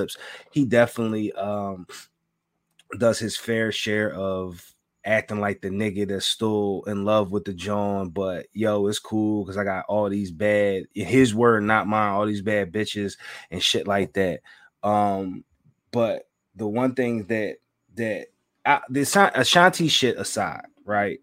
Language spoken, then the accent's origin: English; Philadelphia, Pennsylvania, United States; I'm from Southwest Philly